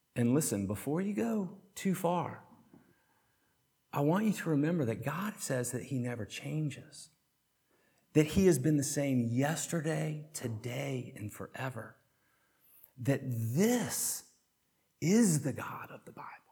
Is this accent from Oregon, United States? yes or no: no; Chattanooga, Tennessee, United States; I grew up on Lookout Mountain right outside of Chattanooga, Tennessee